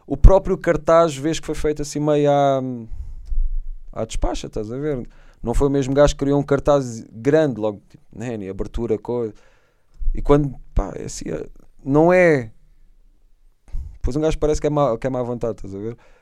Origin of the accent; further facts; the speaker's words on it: Setúbal, Portugal; Em Setúbal, quando sou filho da terra